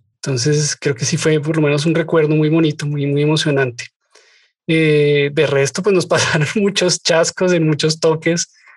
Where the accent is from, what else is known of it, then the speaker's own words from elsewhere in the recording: Colombia; lo veo en mi país por montones